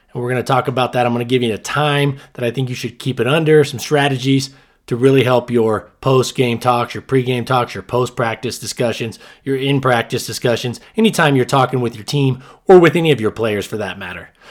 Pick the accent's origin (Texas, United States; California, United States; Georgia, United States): California, United States; Southern; moved away; I grew up in Southern California